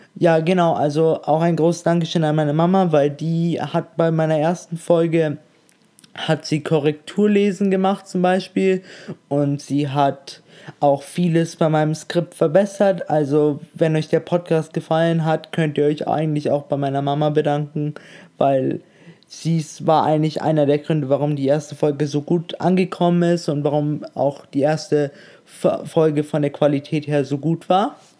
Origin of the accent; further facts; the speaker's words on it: Munich, Bavaria, Germany; moved away; ich komme ursprünglich ja aus München